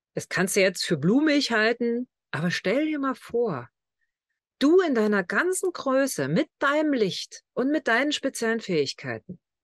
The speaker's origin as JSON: {"language": "German", "region": "Lusatia", "country": "Germany", "accent": "Lausitz-Slang", "said": "Letztlich kommen wir beide aus der Lausitz. Also von unseren Wurzeln her."}